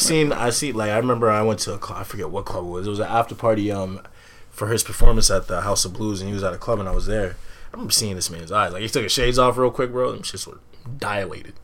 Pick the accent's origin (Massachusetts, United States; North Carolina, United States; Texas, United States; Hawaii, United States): Massachusetts, United States; Medford; I'm from Medford, but you know, I'm from the block RSP 134